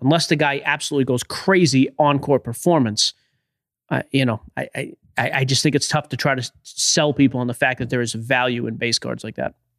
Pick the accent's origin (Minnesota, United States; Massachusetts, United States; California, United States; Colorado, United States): Massachusetts, United States; Boston; I'm from Boston